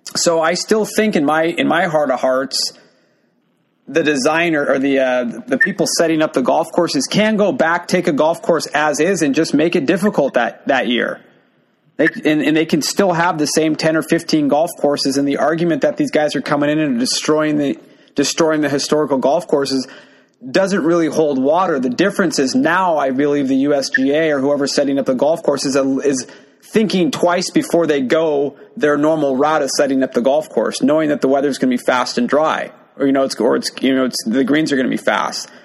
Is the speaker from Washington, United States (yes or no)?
yes; Washington, United States; I'm from Washington.